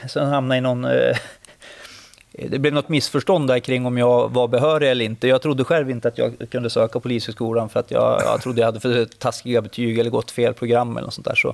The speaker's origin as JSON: {"language": "Swedish", "town": "Örnsköldsvik", "region": "Västernorrland County", "country": "Sweden", "also_born_or_lived": "Sundsvall", "moved": "as an adult", "said": "Örnsköldsvik där jag kommer ifrån."}